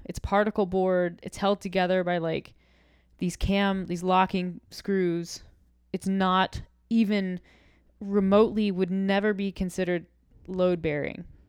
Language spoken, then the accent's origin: English; the South, United States; I'm from the South